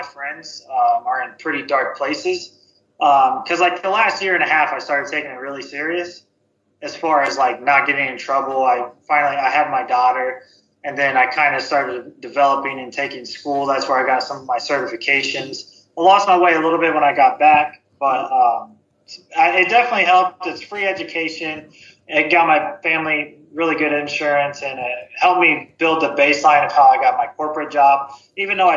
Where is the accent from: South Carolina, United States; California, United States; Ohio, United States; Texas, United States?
Ohio, United States; I'm from Ohio